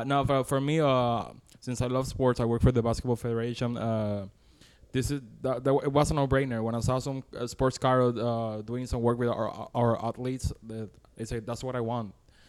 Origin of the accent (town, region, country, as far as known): Caguas, Puerto Rico; born or raised there; moved away